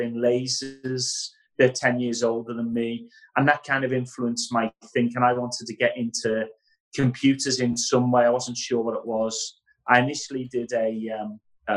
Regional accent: Liverpool, North West England, United Kingdom; All of my life, growing up in Liverpool

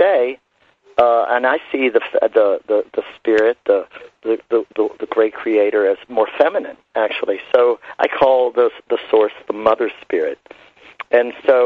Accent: Shenandoah Valley, Virginia, United States; was born actually in the Shenandoah Valley. I'm an Appalachian boy of Southern roots and Appalachian cultural heritage

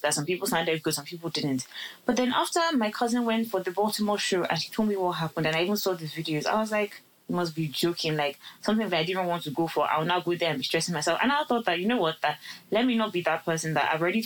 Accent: Lagos, Nigeria; I'm even coming from Lagos

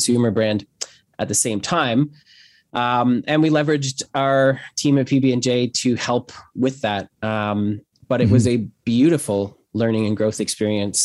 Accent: Hamilton, Ontario, Canada; I was born in Hamilton, Ontario, December 18th.

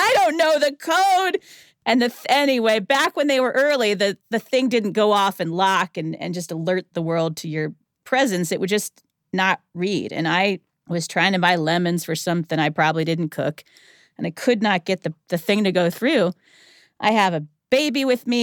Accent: outside of Cleveland, Ohio, United States; moved away as an adult; also born or lived in the South (college); I grew up outside of Cleveland, Ohio

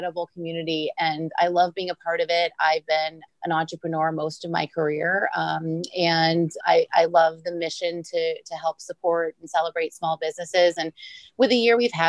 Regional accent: Bloomfield Hills, Michigan, United States; now in Palm Beach, United States; I grew up in the Midwest

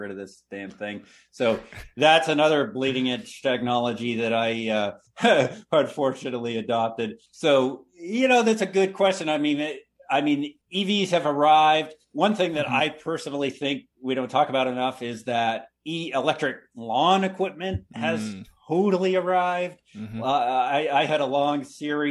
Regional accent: Carthage, Maine, United States; I grew up in rural Western Maine

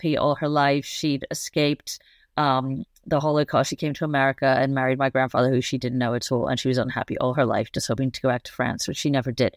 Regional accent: New York City, New York, United States; I grew up in Manhattan, the Upper East Side

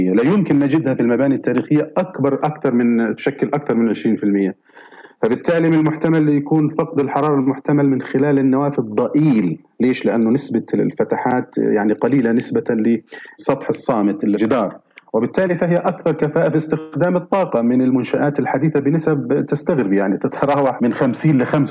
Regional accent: Gaza, Gaza Strip, Palestine; عندنا في فلسطين وفي غزة تحديدا آه، يعني حتى بيت والدي

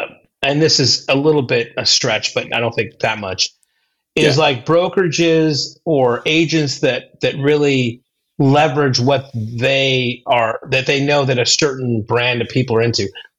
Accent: Seattle, Washington, United States; now in Huntington Beach, United States; I was born in Seattle and grew up a little bit in Seattle.

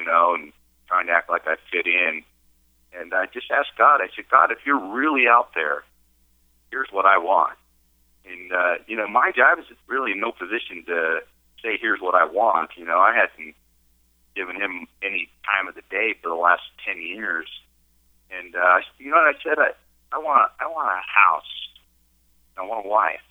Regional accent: Barstow, California, United States; also born or lived in San Diego, California; I was born right here in Barstow, California, and raised, and about when I was 22 or 23, I moved down to San Diego and spent 20 years down there.

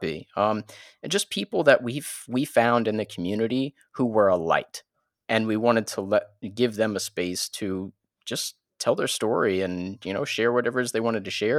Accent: New Orleans, Louisiana, United States; moved away as an adult; now in Florida panhandle, United States; we were teenagers in New Orleans

